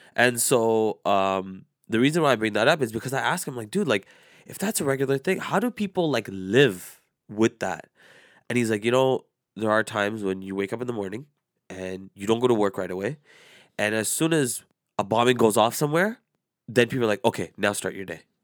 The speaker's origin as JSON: {"language": "English", "country": "Canada", "tie": "born or raised there", "said": "I was born and raised here"}